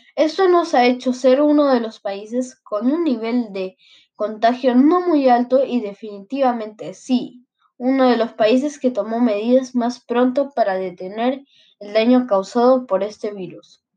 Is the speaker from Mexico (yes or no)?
no; Peru